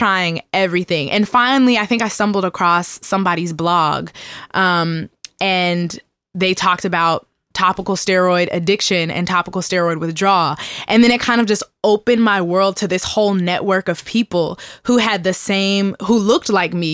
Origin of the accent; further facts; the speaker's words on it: Seattle, Washington, United States; born and raised in Seattle, Washington